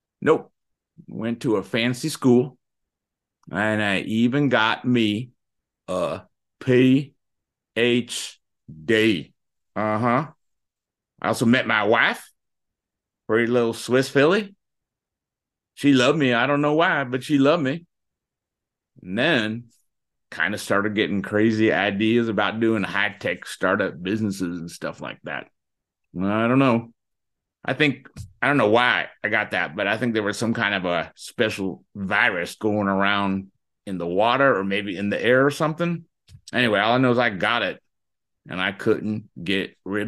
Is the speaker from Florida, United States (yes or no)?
yes; Florida, United States; I was born and raised in Florida. That makes me a real true Floridian.